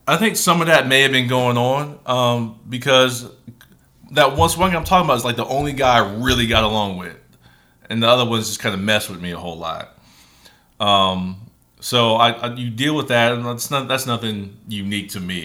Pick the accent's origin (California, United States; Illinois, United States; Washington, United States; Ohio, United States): Ohio, United States; Springfield; I grew up in Ohio, Springfield, Ohio